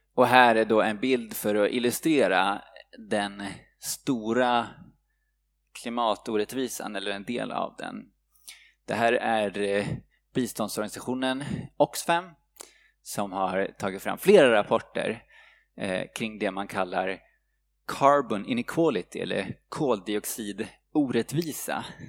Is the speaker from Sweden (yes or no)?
yes; Sweden; vi svenskar